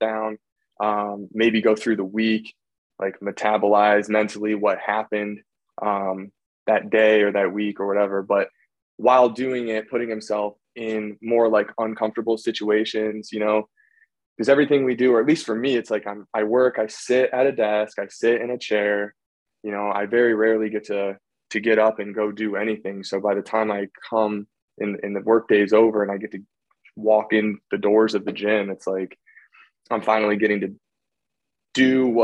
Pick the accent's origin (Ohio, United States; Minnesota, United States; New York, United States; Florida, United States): Ohio, United States; Akron; I'm from Ohio, like 30 minutes or so south of Cleveland in the Akron area, just in the suburbs out here